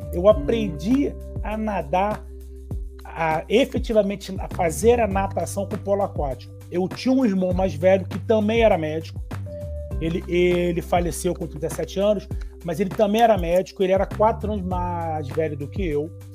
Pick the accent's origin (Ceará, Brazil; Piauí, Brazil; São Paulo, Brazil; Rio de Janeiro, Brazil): Rio de Janeiro, Brazil; eu sou do Rio de Janeiro, eu fiz faculdade lá na UFRJ